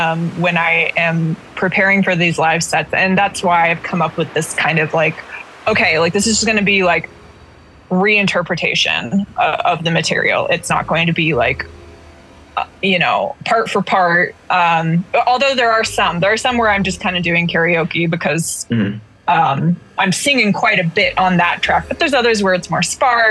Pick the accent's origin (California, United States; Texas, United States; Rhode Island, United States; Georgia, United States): California, United States; Alameda; I grew up in Alameda, California, which is like a former naval base as well